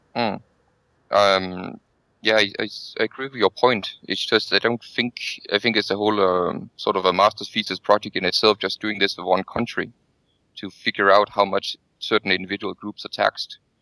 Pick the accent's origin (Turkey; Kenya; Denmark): Denmark; I come from Denmark